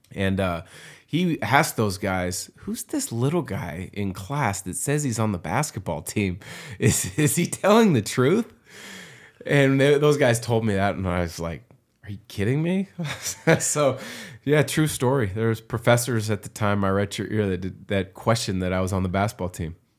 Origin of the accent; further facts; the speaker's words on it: Vancouver, Washington, United States; I was still growing up in Vancouver, Washington